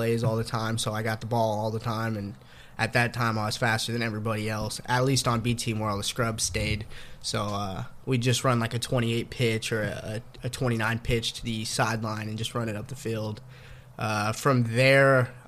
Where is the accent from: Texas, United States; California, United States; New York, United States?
Texas, United States; Pflugerville; I grew up in Pflugerville